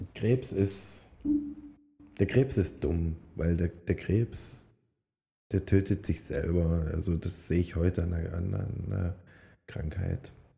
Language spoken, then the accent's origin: German; Upper Lusatia, Saxony, Germany; moved away as an adult; now in Switzerland; Oberlausitz, also da wo ich herkomme, sind meine Wurzeln und die werden auch immer die Wurzeln bleiben.